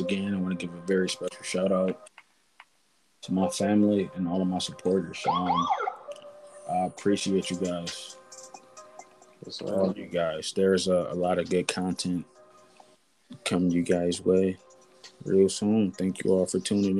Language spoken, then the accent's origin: English; Detroit, Michigan, United States; now in North Carolina, United States; growing up in Detroit